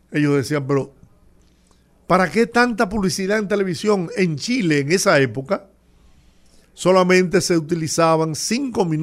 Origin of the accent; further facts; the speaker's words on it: Dominican Republic; esto es una reunión de patio en mi país